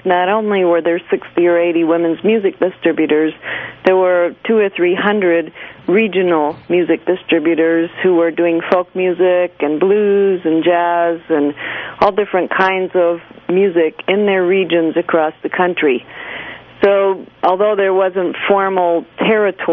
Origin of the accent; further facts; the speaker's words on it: Maine, United States; I was a kid growing up in Maine